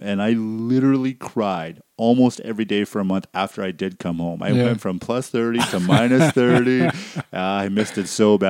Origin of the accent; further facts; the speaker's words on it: British Columbia, Canada; I grew up in BC